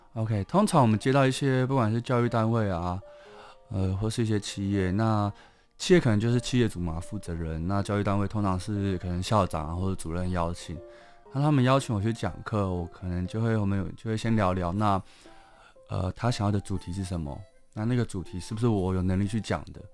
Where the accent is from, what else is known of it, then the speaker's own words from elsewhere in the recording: Taipei, Taiwan; 我虽然是台北长大的，但我在，我其实是高雄人